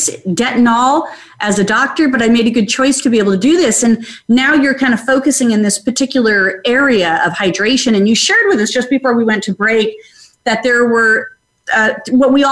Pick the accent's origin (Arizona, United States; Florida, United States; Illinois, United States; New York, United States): Arizona, United States; Phoenix; we learned that in school growing up in Phoenix